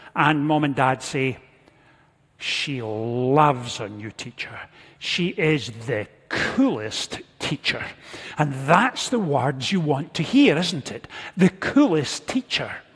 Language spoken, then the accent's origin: English; Scotland, United Kingdom; moved away; growing up in Scotland, I was never far from a farming community